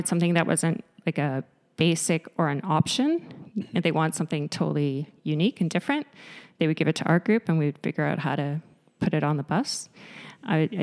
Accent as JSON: {"language": "English", "town": "Winnipeg", "region": "Manitoba", "country": "Canada", "tie": "born or raised there", "said": "born and raised in Winnipeg, in the North End, good old North End."}